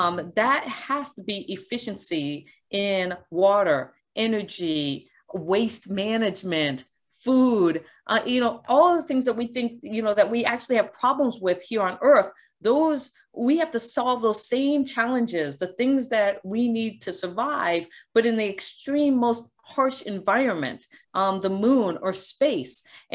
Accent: Guam; born there; I was born on Guam because my dad was working at the NASA tracking station during the Apollo missions.

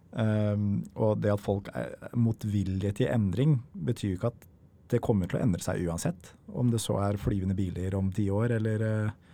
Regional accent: Norway; vi i Norge

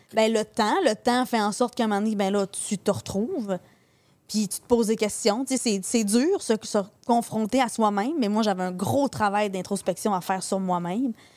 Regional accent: Saint-Félicien, Quebec, Canada; Moi, je suis native de Saint-Félicien. Fait on est au Saguenay. Moi, je suis native du lac Saint-Jean

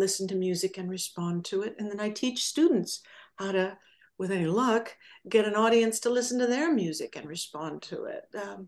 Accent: Southern California, United States; I grew up in Southern California

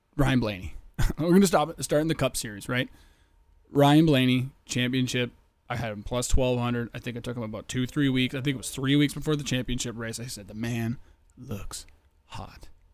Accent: Canada; I am from the Great White North.

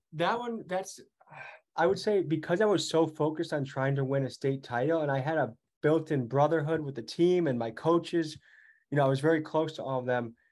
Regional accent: Crystal Lake, Illinois, United States; moved away as an adult; now in Milwaukee, United States; I'm from Crystal Lake, Illinois

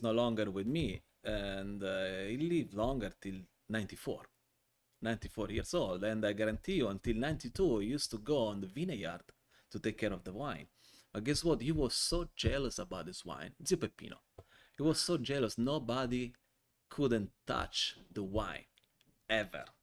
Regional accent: Vigevano, Lombardy, Italy; English is a second language; moved away as an adult; also born or lived in Calabria, Italy / Virginia, United States; now in United States; then I grew up in Milan. Actually, it's a small city near to Milan, half an hour, called Vigevano. So let's say I was aging in that town, and then I was released in American market uh, five years ago, almost six.

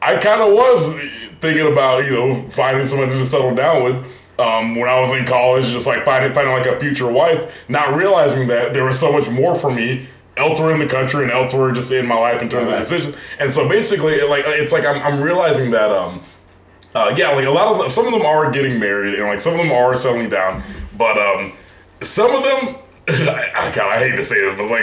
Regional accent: the South, United States; I'm from the South, so like I went to Georgia Southern University, which is in South Georgia

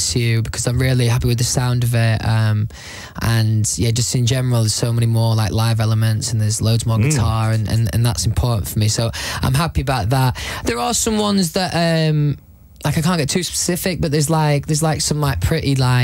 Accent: Doncaster, Yorkshire and the Humber, United Kingdom; Doncaster, where I'm from.

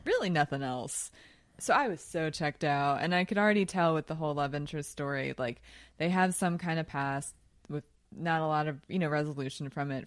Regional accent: Philadelphia, Pennsylvania, United States; from Philly like me

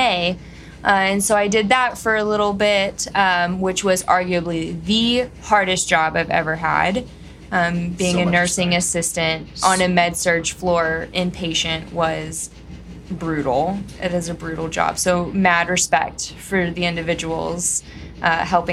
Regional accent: Texas, United States; Growing up in Texas, very conservative family

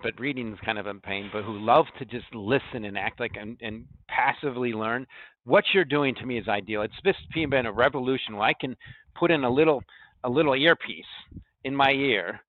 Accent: United States; I'm just an American

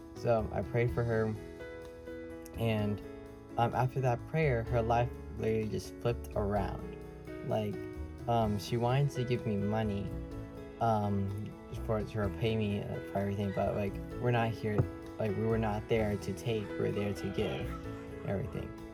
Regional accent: Orlando, Florida, United States; also born or lived in Bronx, New York; I was born in New York in the Bronx, and then moved um, to Orlando after a few months.

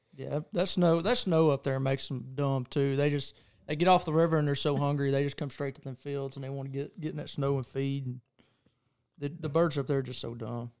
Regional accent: Texas, United States; I'm from Texas

